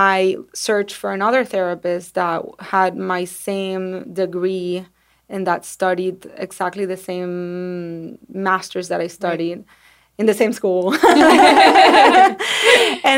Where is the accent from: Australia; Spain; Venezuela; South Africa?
Venezuela; now in United States; I'm from Venezuela